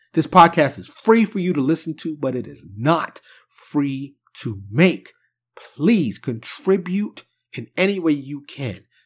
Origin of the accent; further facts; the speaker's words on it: New York City, New York, United States; now in Dallas, United States; I'm from New York City, but I currently reside in Texas, in the Dallas area, more specifically